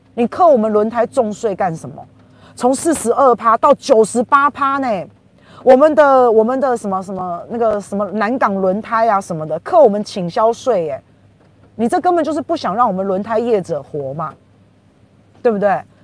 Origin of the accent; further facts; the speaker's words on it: Taiwan; 我们台湾人越来越越清楚了耶